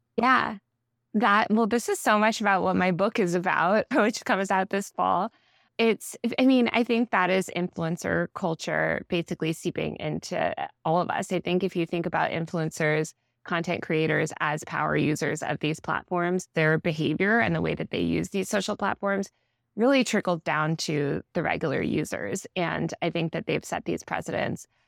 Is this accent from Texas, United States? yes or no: no; Old Greenwich, Connecticut, United States; also born or lived in New York City; I mostly grew up in Old Greenwich, Connecticut, which is about an hour outside the city